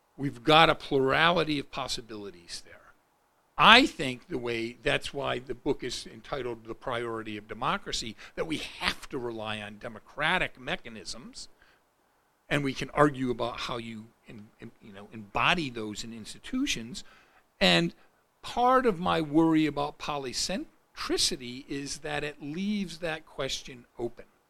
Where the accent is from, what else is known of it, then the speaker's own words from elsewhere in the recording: Rochester, United States; my hometown in Rochester